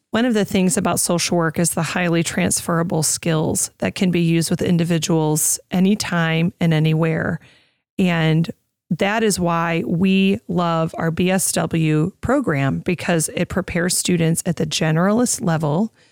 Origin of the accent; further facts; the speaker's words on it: Oswego, United States; moved away; Back in Oswego, in my hometown